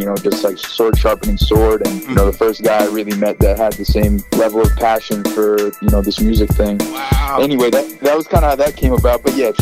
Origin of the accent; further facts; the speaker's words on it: Brookline, Massachusetts, United States; also born or lived in Boston; I was born in Boston, Brigham and Women's, and raised there.